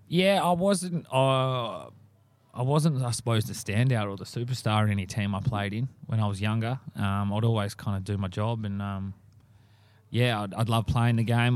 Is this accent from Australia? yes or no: yes; Morley, Western Australia, Australia; I grew up in Morley, played for Noranda.